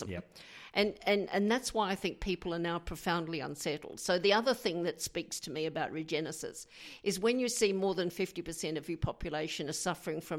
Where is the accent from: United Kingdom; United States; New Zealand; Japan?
New Zealand; I'm originally from New Zealand